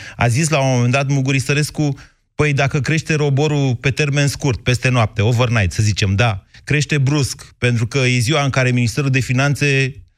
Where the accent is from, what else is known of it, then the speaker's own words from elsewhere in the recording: Romania; suntem români